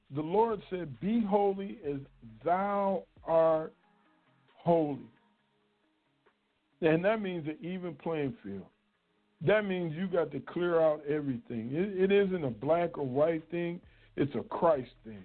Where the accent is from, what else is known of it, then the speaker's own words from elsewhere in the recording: United States; me being a black male growing up in America